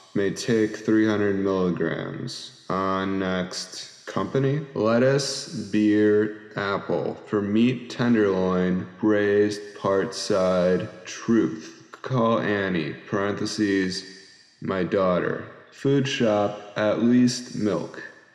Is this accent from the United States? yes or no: yes; United States; Oh, hello, I'm an American. I don't know how to speak Korean.